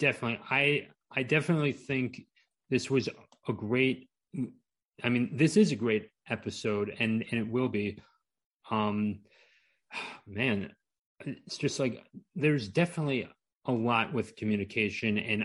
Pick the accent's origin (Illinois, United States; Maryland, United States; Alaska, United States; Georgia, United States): Maryland, United States; I grew up in Maryland and graduated from college in Towson